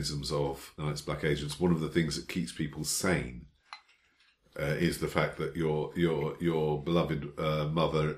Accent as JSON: {"language": "English", "country": "United Kingdom", "said": "I'm British."}